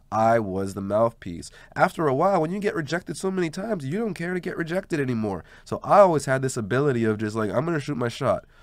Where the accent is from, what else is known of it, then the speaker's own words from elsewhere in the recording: Montreal, Quebec, Canada; also born or lived in Verdun; Growing up in LaSalle